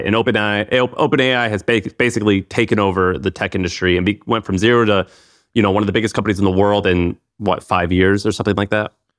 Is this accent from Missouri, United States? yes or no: yes; St. Louis, Missouri, United States; Saint Louis, my hometown